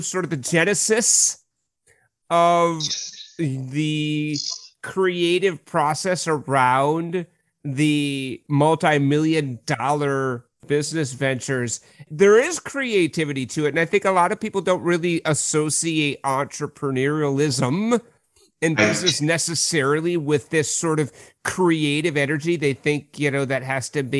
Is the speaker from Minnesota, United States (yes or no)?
yes; Minneapolis, Minnesota, United States; I'm born and bred and St. Paul and Minneapolis, the Twin Cities